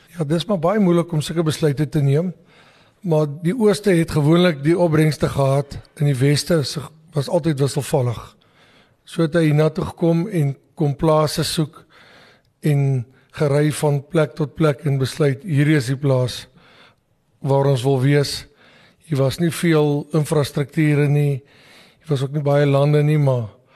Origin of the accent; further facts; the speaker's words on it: Delareyville, North West, South Africa; also born or lived in Wonderfontein, Mpumalanga; now in Mpumalanga, South Africa; Ek is gebore in Delareyville distrik in die Noordweste.